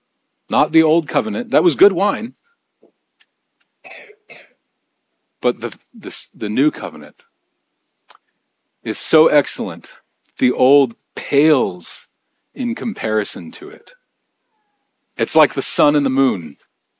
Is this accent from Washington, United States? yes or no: yes; Bellingham, Washington, United States; now in Nashville, United States; my hometown, I mean, Bellingham